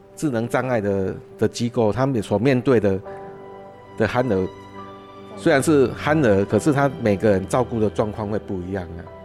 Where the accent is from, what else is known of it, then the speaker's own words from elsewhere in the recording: Taiwan; 我们台湾人